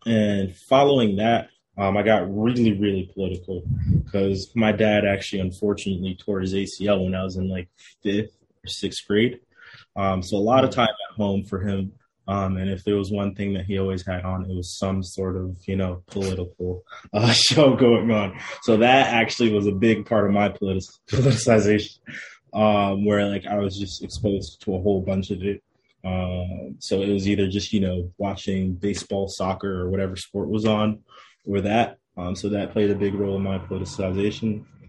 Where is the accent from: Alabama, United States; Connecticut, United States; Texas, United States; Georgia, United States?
Connecticut, United States; New Haven; also born or lived in Bronx, New York; So I was born in the Bronx. So I spent probably like the first 4 or 5-ish years of my life in the Bronx. Then I moved to New Haven for about a year